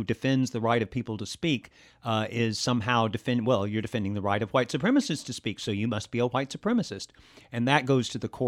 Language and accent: English; Alabama, United States; Well, I grew up in the South. I grew up in a county that's considered by some political scientists to be the most southern culturally of any place in the country, any county in the country. And it was in Alabama